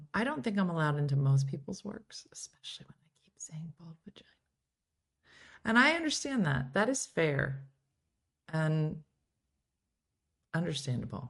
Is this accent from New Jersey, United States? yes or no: yes; New Jersey, United States; I am a girl from Jersey